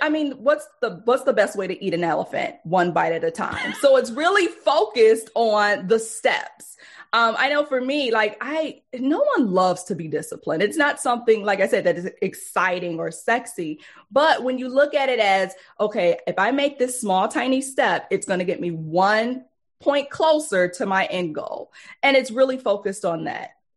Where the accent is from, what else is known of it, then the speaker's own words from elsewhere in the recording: Detroit, Michigan, United States; We grew up poor in Detroit.